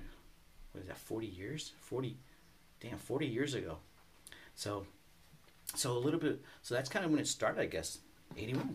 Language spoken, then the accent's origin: English; United States; also born or lived in Mexico; growing up in Market Park area, it was a lot of German, Lithuanian, Polish